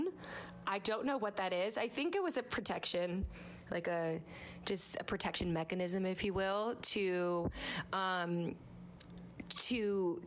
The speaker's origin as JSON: {"language": "English", "area": "Jersey Shore", "region": "New Jersey", "country": "United States", "tie": "born or raised there", "said": "I grew up on the Jersey Shore"}